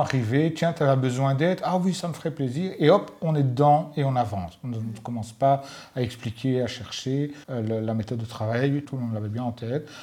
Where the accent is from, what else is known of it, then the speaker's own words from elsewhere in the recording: Mons, Wallonia, Belgium; accent: Walloon; moved away as an adult; also born or lived in Brussels; venant de Mons